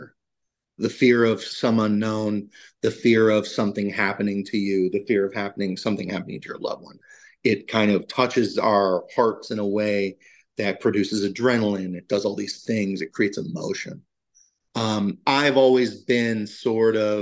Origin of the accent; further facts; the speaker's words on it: Valdosta, Georgia, United States; I'm from Valdosta, Georgia, which is about an hour south